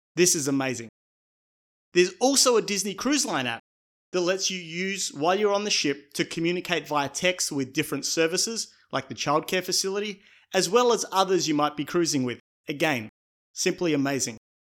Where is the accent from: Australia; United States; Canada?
Australia; my home country of Australia